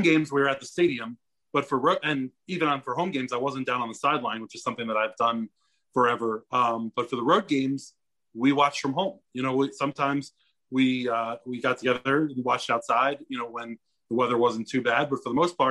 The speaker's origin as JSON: {"language": "English", "area": "DC area", "region": "Maryland", "country": "United States", "tie": "born or raised there", "said": "I grew up in the DC area. I grew up in Maryland"}